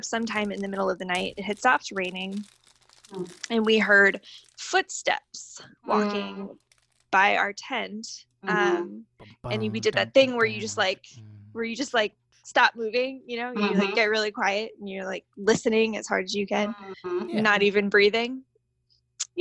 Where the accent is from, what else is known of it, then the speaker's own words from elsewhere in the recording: Southern Maryland, United States; I grew up in Southern Maryland, and down here we have a state park